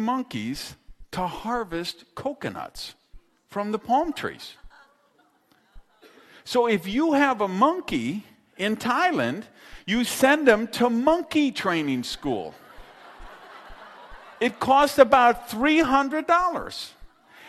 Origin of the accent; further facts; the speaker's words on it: Madison, Wisconsin, United States; I grew up in Madison, Wisconsin